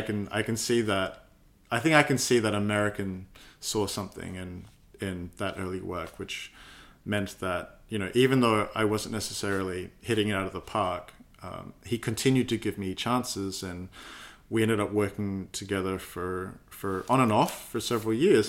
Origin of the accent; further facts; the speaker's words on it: Adelaide, South Australia, Australia; moved away as an adult; also born or lived in United Kingdom; now in Melbourne, Australia; growing up in Adelaide, uh, Australia